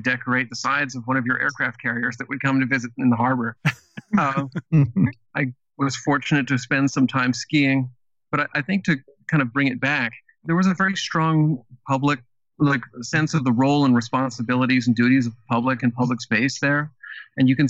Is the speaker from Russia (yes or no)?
no; Vancouver, British Columbia, Canada; moved away as an adult; now in Minneapolis, United States; I grew up in Vancouver, British Columbia, was born in 78